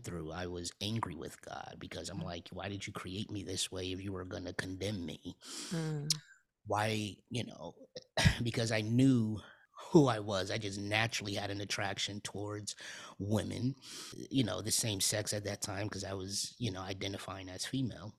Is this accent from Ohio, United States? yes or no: no; New Haven, Connecticut, United States; now in Atlanta, United States; I'm, born and raised in New Haven, Connecticut